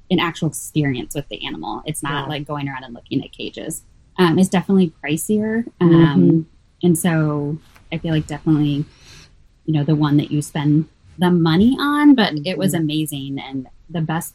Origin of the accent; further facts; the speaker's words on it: Manhattan, Kansas, United States; now in Kansas City, United States; Growing up in Manhattan